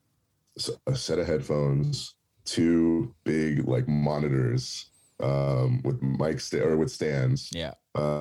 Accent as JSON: {"language": "English", "town": "San Francisco", "region": "California", "country": "United States", "tie": "born or raised there", "moved": "as an adult", "lives_now": "Los Angeles, United States", "said": "I grew up in the Bay Area"}